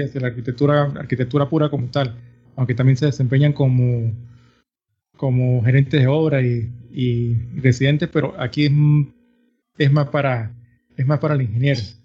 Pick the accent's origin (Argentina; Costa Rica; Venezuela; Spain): Venezuela; San Cristóbal, Táchira; soy nacido de Venezuela. vivo una, en los Andes en la ciudad de San Cristóbal, frontera con Colombia.